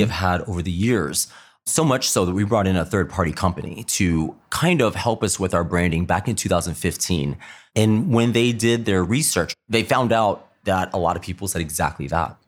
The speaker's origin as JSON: {"language": "English", "region": "Texas", "country": "United States", "tie": "born or raised there", "also_born_or_lived": "Dallas, Texas", "lives_now": "Columbus, United States", "said": "I am from Texas originally, grew up in a really small out of five hundred people."}